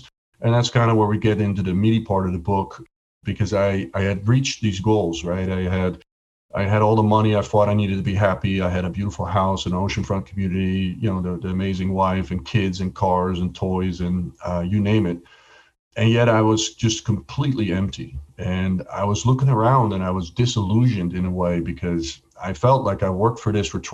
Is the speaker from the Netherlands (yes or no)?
yes; Netherlands; moved away as an adult; also born or lived in Atlanta; I was born and raised in Holland. I left when I was 21